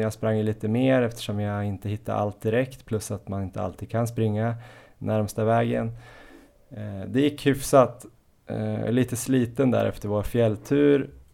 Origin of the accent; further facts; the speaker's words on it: Jämtland, Sweden; now in Stockholm, Sweden; vi är ju alla från Jämtland